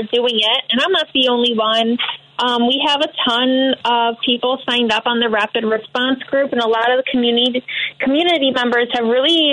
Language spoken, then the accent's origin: English; Crystal Lake, Illinois, United States; I grew up in Crystal Lake